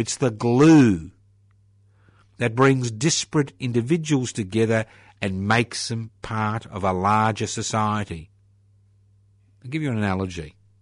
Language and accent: English; Australia; being an Australian